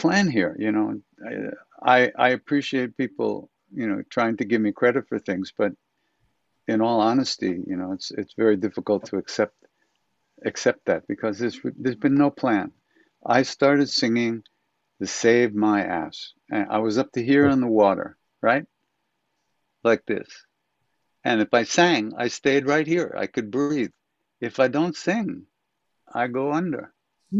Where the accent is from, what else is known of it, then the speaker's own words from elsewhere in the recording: Long Island, New York, United States; also born or lived in India; me growing up on Long Island